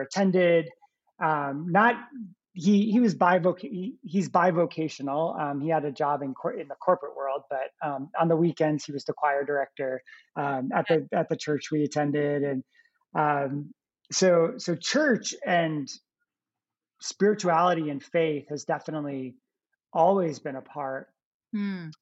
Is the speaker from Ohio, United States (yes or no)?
no; New Jersey, United States; I grew up in New Jersey, uh, right outside of New York City, uh, about maybe like 20 minutes outside of the city